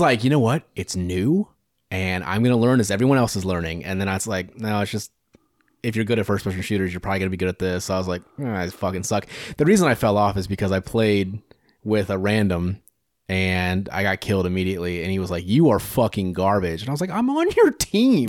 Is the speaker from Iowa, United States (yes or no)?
yes; Greenfield, Iowa, United States; Nottaway Valley, Greenfield